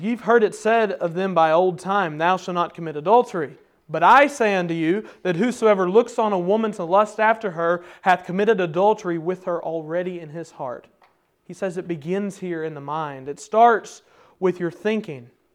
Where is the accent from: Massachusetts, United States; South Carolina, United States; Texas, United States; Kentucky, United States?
Kentucky, United States; me and my brothers were growing up in Kentucky, there's a holler right in front of our house